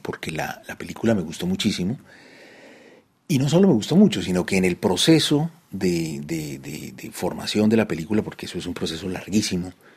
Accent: Bogotá, Colombia; moved away as an adult; also born or lived in Paris / Madrid / Delhi; now in Cali, Colombia; yo volví a Colombia, que era el país pues, del que yo me había ido a los 19 años. Eh, pero no volví a mi ciudad, a Bogotá

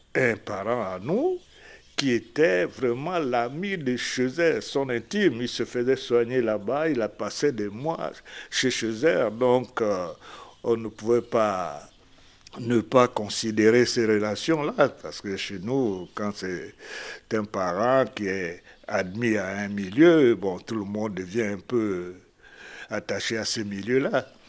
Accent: Lambaréné, Moyen-Ogooué, Gabon; Je suis de Lambaréné, dans un petit village à côté de Ngomo qui s'appelle Pointe-Élise

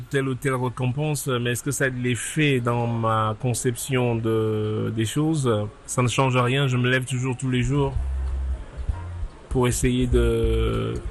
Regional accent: East, Cameroon; also born or lived in France; now in United States; Donc, je suis euh, natif du Cameroun, à l'est du Cameroun, et j'ai grandi au Cameroun. Donc, et je quitte le Cameroun pour aller donc en France où je reste un peu de temps.

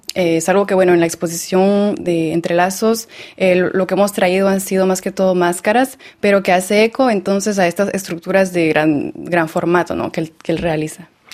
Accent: Lake Atitlán, Sololá, Guatemala; moved away; also born or lived in El Salvador; Yo crecí en Guatemala, en el lago Atitlán

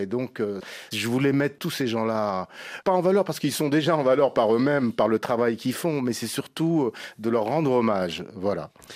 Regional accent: Senegal; moved away; quand je retourne chez moi, au Sénégal

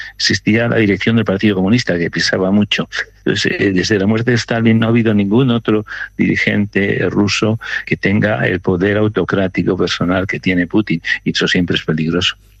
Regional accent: Spain

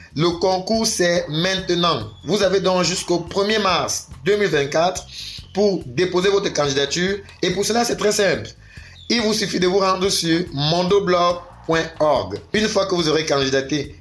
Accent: Cameroon; je suis camerounais

